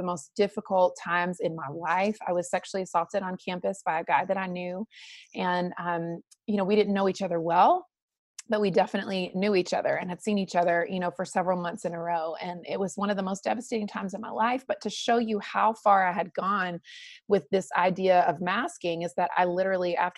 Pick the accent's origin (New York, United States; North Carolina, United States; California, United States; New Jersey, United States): North Carolina, United States; I was raised in the South in North Carolina and had a beautiful upbringing